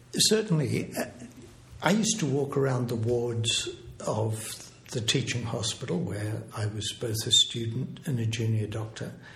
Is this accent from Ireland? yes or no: no; Australia; moved away as an adult; also born or lived in England / Berkeley, California; I'm originally English, but I grew up in Australia and I was in Sydney